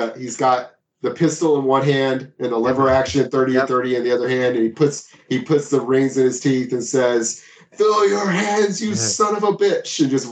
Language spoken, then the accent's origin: English; Texas, United States; Southern Star is a brewery here in my hometown